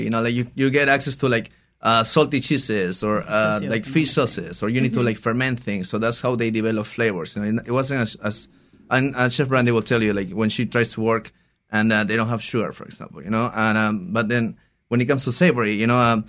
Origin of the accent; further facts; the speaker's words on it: Peru; moved away; I'm originally from Peru